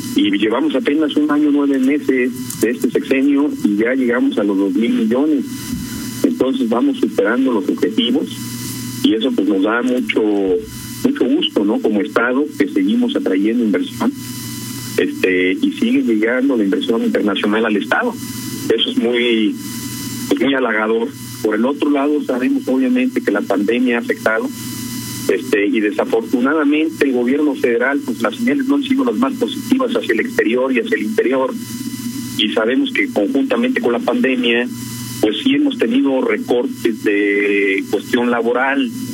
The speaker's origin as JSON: {"language": "Spanish", "region": "Guanajuato", "country": "Mexico", "said": "como guanajuatenses, como mexicanos"}